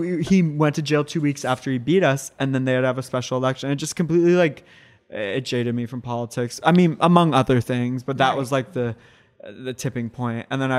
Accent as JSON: {"language": "English", "region": "Virginia", "country": "United States", "said": "I'm from Virginia. I worked in politics for 5 years. I moved all around Virginia."}